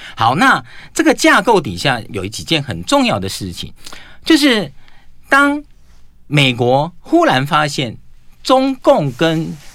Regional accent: Taiwan; 作为一个台湾人

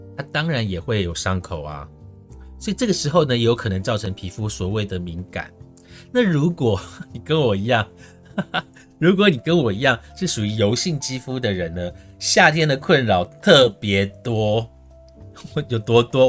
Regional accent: Su'ao, Yilan County, Taiwan; moved away; 我老家输到的冷泉，那个水真的是冰水

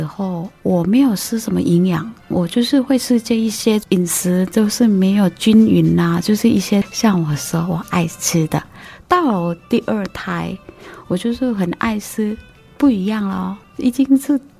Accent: Thailand; now in Taiwan; 我来自泰国，

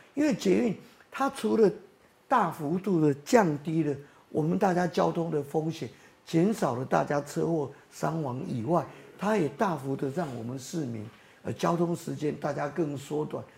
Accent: Taiwan; 我们台湾人

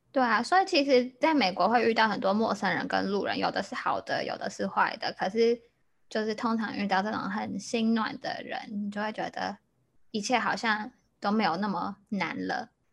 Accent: Taiwan; now in Chicago, United States; 我是台湾人，然后我现在在芝加哥念书

